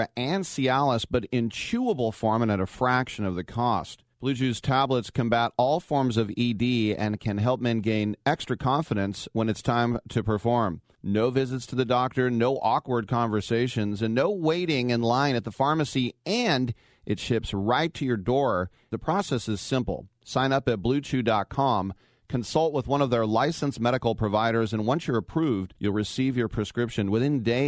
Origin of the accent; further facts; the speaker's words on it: Richmond, California, United States; my hometown of Richmond